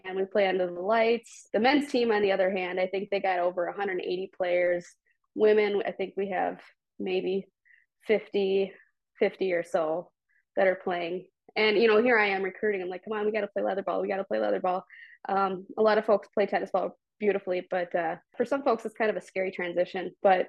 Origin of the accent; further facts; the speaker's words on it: Woodbury, United States; Even here in my hometown of Woodbury, we have men's leagues, women's leagues, but mostly tennis ball leagues.